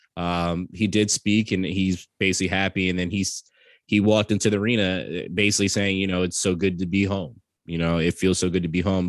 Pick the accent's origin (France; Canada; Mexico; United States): United States; New York; I'm from New York